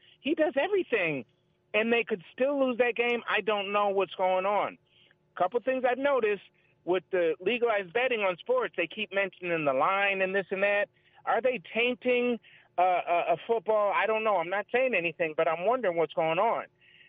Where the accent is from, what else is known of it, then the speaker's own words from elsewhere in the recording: Connecticut, United States; So I'm not from Buffalo. I'm a Connecticut native. I'm a New Englander, but I love the game.